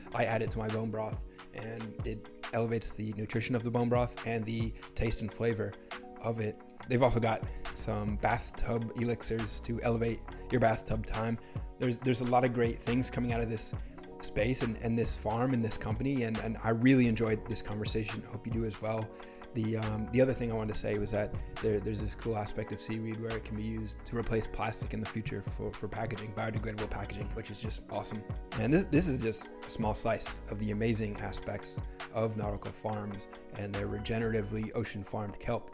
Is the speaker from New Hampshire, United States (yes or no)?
yes; Bedford, New Hampshire, United States; moved away as an adult; now in Los Angeles, United States; I grew up in New Hampshire